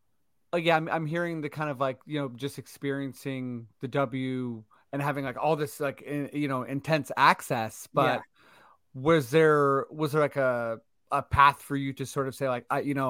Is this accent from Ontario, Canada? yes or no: yes; Toronto, Ontario, Canada; We're from Toronto.